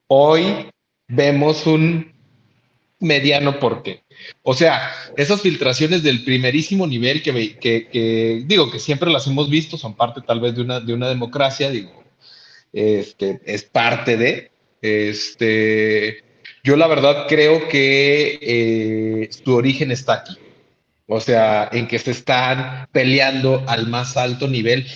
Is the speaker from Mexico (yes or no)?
yes; Mexico; nosotros como mexicanos